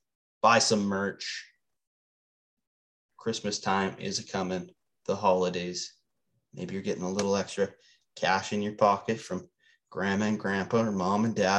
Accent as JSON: {"language": "English", "region": "Saskatchewan", "country": "Canada", "said": "We're local. We're from Saskatchewan."}